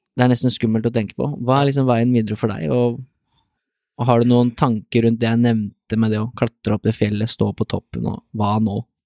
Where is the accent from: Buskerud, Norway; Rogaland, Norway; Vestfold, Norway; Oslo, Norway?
Buskerud, Norway; Drammen area; vi er jo fra Drammen, omegn